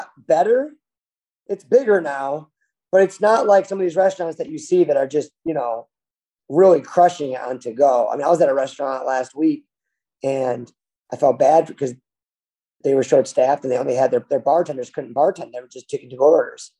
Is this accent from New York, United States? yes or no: yes; Buffalo, New York, United States; now in Columbia, United States; I'm from Buffalo